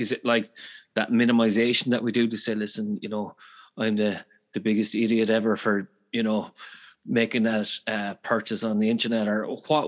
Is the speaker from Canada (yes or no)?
no; Galway, Connacht, Ireland; I'm from Galway, so we speak quickly as well.